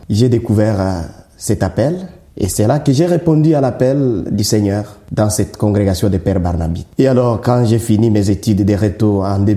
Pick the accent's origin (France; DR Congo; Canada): DR Congo; Bukavu, South Kivu; moved away as an adult; also born or lived in Kinshasa / Rome / Rwanda; now in Mouscron, Belgium; je suis congolais de la République démocratique du Congo, né bien sûr euh, dans la province du Sud Kivu, dans la région Des Grands Lacs Ici, d'une famille, d'une grande famille. Et voilà, j'ai grandi dans cette famille vraiment chrétienne